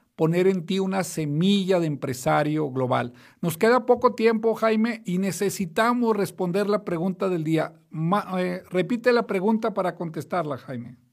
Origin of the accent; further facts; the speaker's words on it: Mexico; also born or lived in United States; no soy americano, porque la gente cuando digo eso creen que soy residente o ciudadano, soy mexicano solamente